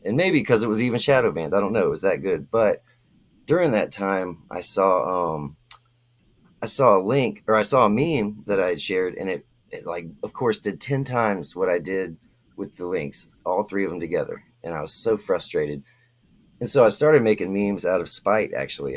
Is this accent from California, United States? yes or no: no; Florida, United States; I'm from Florida